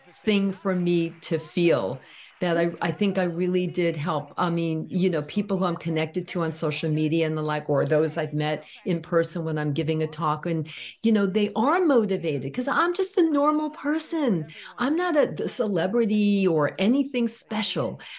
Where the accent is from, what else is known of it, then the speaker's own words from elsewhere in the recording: New York City, New York, United States; growing up in Brooklyn